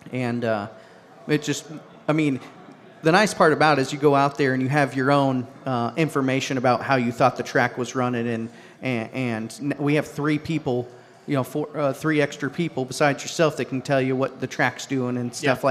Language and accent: English; United States; I grew up around Adams County